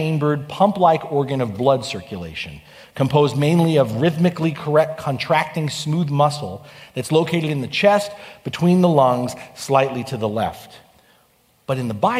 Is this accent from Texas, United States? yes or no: no; New York, United States; now in California, United States; I grew up on the East Coast in New York